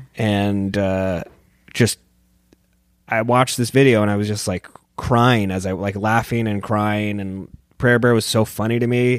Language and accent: English; San Diego, California, United States; moved away; I'm from San Diego, and it's kind of a skate and surf culture